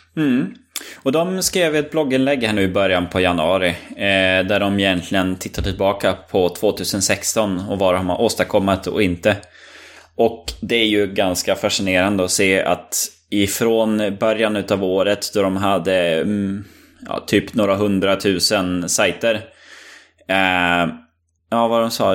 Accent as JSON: {"language": "Swedish", "town": "Örnsköldsvik", "region": "Västernorrland County", "country": "Sweden", "said": "vi är från Övik"}